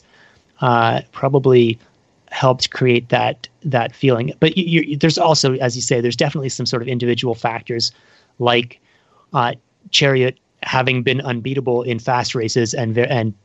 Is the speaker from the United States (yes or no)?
no; Canada; as a Canadian